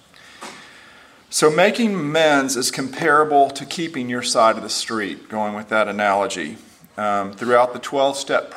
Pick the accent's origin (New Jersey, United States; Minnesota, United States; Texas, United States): Texas, United States; Houston; moved away as an adult; also born or lived in Lubbock, Texas; now in Nashville, United States; I grew up in Houston, Texas, and he stayed in Houston, and I came to live in Lubbock for 5 years right out of college, and then to Nashville. I've been here since 1992